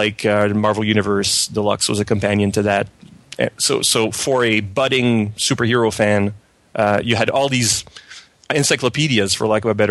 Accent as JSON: {"language": "English", "country": "Canada", "accent": "French Canadian", "second_language": "English", "said": "as you can tell by my strange accent, I'm a French Canadian"}